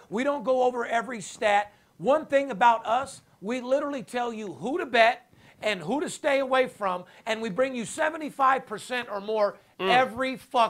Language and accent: English; West Coast, United States; You know I'm West Coast.